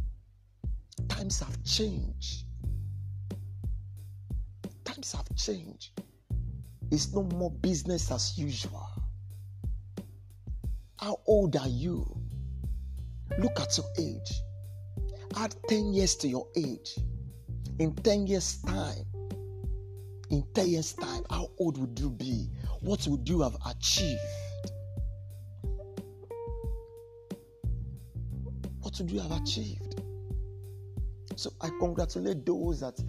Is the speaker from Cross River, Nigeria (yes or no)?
no; Delta, Nigeria; now in Port Harcourt, Nigeria; I'm from Delta State. I reside in Port Harcourt